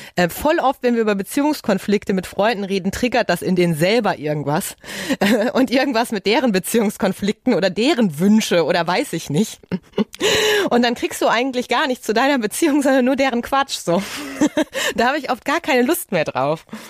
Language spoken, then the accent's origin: German; Ruhr area, North Rhine-Westphalia, Germany; Ich komme ja aus dem Ruhrgebiet